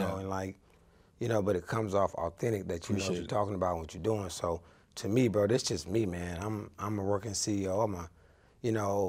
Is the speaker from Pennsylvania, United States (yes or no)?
no; Charlotte, North Carolina, United States; my hometown